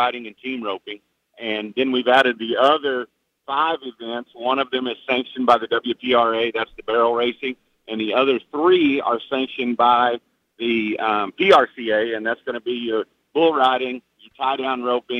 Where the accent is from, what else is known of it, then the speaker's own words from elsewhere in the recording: Oklahoma, United States; now in Kansas, United States; I'm from Kansas, and Oklahoma is where I grew up